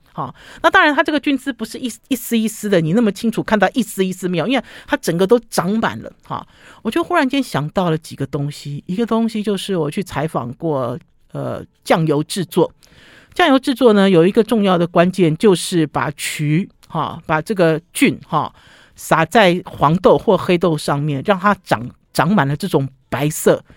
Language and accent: Chinese; Taiwan; 像我们中国，像我们台湾人、中国人中式的，用的其实像一个碗